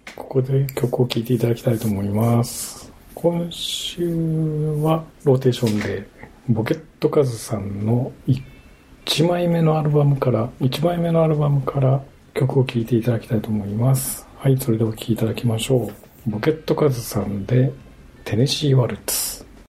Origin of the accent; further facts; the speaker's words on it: Shimane, Japan; now in Kanto, Japan; 島根の大六。これ、私の地元のお酒